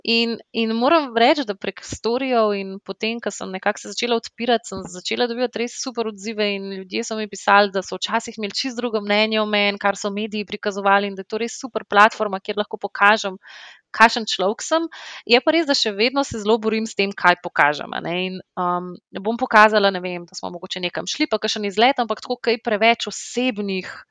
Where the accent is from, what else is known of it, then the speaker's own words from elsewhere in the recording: Slovenia; moved away as an adult; also born or lived in London; smo se vrnili v Slovenijo